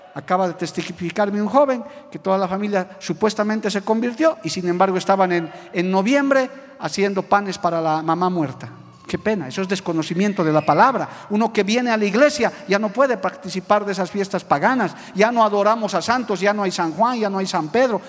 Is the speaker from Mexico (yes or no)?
no; Bolivia; muy contento de haber nacido en esta tierra. Soy boliviano